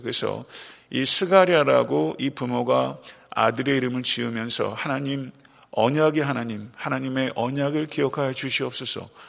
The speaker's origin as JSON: {"language": "Korean", "country": "South Korea", "said": "대한민국이라는 조국이 있어요"}